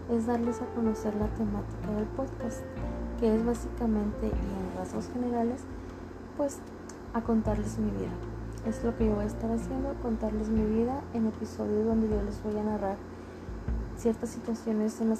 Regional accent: Ciudad Juárez, Chihuahua, Mexico; tengo 29 años de edad y soy originaria de Ciudad Juárez, Chihuahua.

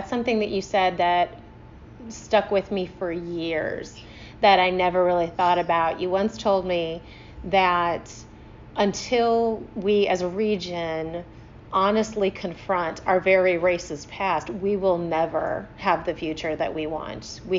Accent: St. Louis, Missouri, United States; also born or lived in Atlanta; But I did grow up here, and I grew up in North County.

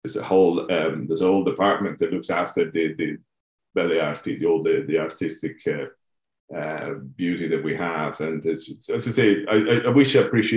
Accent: Rome, Lazio, Italy; moved away as an adult; I left Italy quite young. I was 23. So up to that point, growing up in Rome

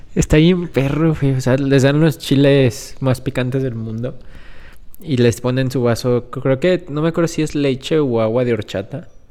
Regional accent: Guanajuato, Mexico; somos de aquí de Guanajuato, del mero centro del país

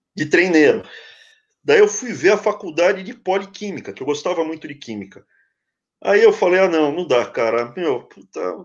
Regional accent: São Paulo, Brazil; eu cresci na capital

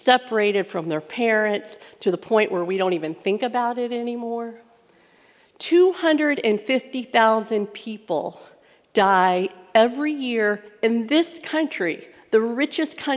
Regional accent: Midwest, United States; I grew up in the Midwest.

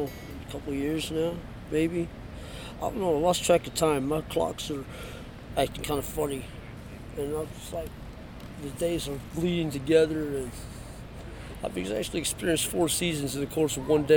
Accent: Detroit, Michigan, United States; born there; also born or lived in Los Angeles; now in Seattle, United States; Actually, I came here from L.A. I was born in Detroit, so I've been around a little bit.

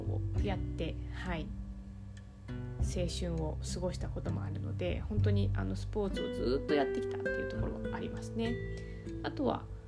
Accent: Yamanashi, Japan; moved away as an adult; also born or lived in Kanagawa; now in Tokyo, Japan; 山梨県出身でして

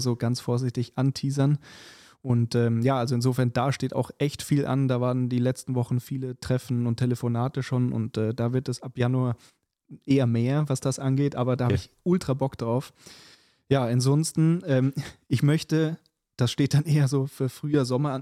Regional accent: Munich, Bavaria, Germany; moved away; mit Bayern und München quasi, ähm, dadurch, dass es ja meine alte Heimat ist

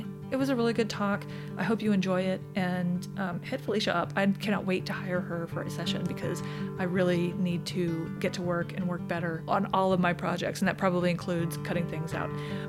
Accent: South Dakota, United States; So I consider South Dakota my home state, but only because I think my family lived there the longest.

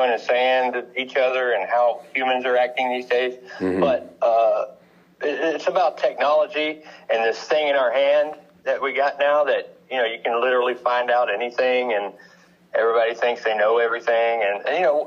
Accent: Houston, Texas, United States; I'm from Houston, Texas, and I haven't been able to escape here yet

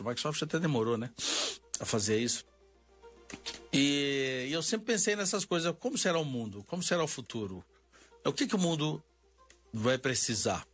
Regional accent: Minas Gerais, Brazil; accent: mineiro; Eu sou mineiro, vocês já devem ter notado pelo sotaque

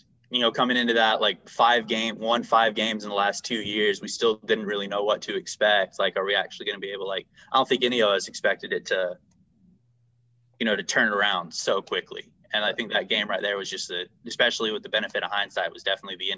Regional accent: Concord, North Carolina, United States; moved away; I'm from Concord, North Carolina, north of Charlotte

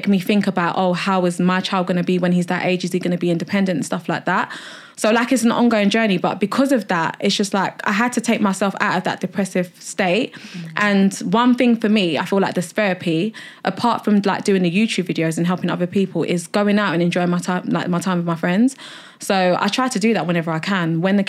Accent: Nigeria; Coming from, like, I'm Nigerian, so like disability, anything like that, mental health, it's like a big taboo, like in the African community.

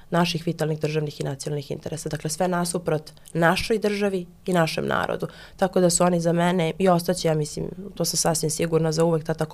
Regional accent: Šumadija and Western Serbia, Serbia; ja dolazim iz Rasinskog okruga, pošto ste pomenuli uh, žene, dakle tu imamo grad Kruševac i pet opštine

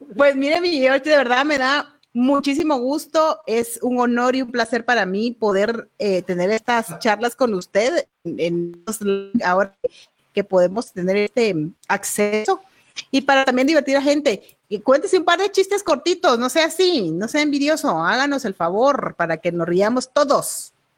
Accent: Guatemala; así somos los guatemaltecos

